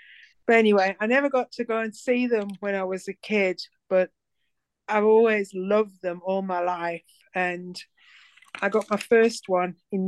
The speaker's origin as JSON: {"language": "English", "country": "South Africa", "said": "Well, I'm from South Africa. I wasn't born in South Africa, but I lived in South Africa for a long time, 35 years."}